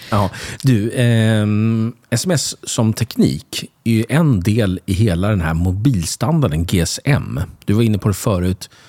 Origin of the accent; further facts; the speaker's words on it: Sweden; jag känner mig kränkt som svensk